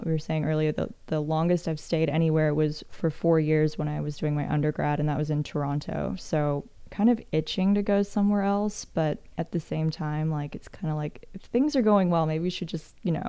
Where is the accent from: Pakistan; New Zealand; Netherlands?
New Zealand; also born or lived in Canada; now in United States; So I'm an expat living in the United States. I'm from New Zealand by way of Canada.